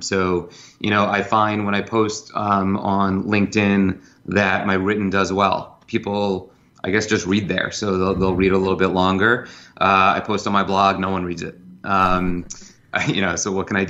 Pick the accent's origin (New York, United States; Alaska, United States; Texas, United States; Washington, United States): New York, United States; I'm a New Yorker, I've been in sales my whole life